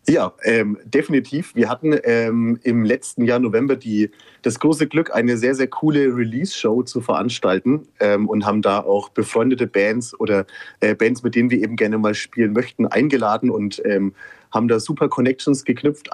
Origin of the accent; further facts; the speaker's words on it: Kulmbach, Bavaria, Germany; wir kommen äh, alle aus Oberfranken, ähm, genauer aus Kulmbach